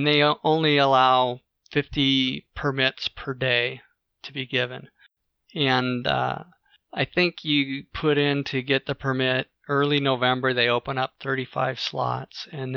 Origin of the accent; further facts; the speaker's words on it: Washington, United States; I grew up in Washington State